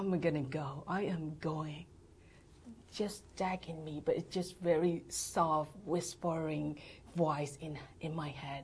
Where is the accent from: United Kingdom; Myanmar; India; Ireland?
Myanmar; Yangon, Yangon Region; moved away as an adult; also born or lived in Malaysia; now in San Diego, United States; I was born and raised in Burma, mm-hmm. in Rangoon